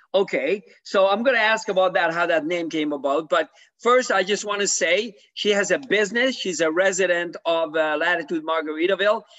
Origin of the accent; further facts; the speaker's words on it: Canada; now in Florida, United States; I'm from Canada originally.